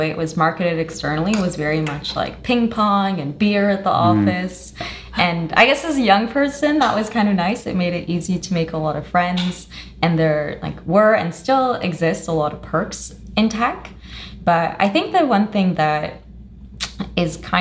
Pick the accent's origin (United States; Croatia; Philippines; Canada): Canada; also born or lived in Colombia (ancestry) / Toronto; I'm Canadian of Colombian descent.